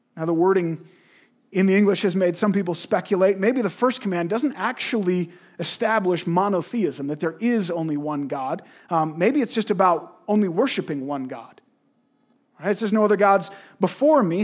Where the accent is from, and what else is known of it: Canada